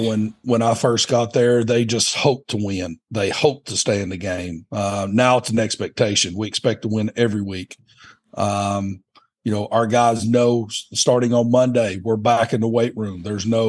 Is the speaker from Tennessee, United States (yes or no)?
yes; Morristown, Tennessee, United States; moved away as an adult; now in Huntington, United States; I was born and raised in Morristown